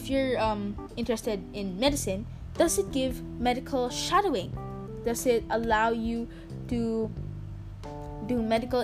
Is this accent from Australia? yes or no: no; Philippines; as a Filipino